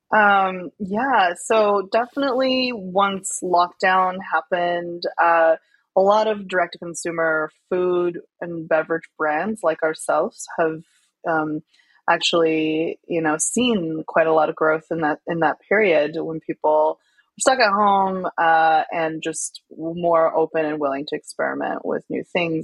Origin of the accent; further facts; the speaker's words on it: Chengdu, Sichuan, China; moved away; I grew up in Chengdu, which is known as the food capital of China. It's the capital city of Sichuan province.